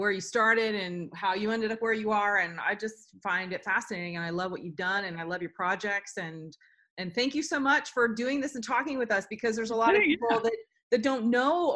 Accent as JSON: {"language": "English", "region": "Florida", "country": "United States", "tie": "born or raised there", "said": "I grew up in Florida"}